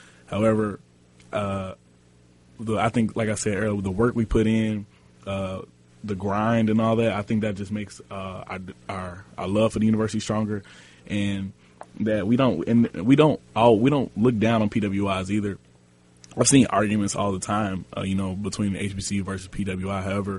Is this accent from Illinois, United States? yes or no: yes; Chicago, Illinois, United States; I said, no, I'm actually from Chicago.